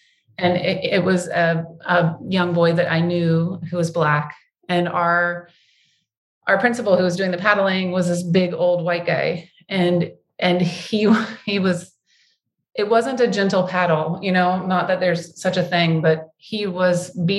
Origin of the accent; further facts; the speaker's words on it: the South, United States; This is probably because I'm a Southerner, so the storytelling is part of my blood.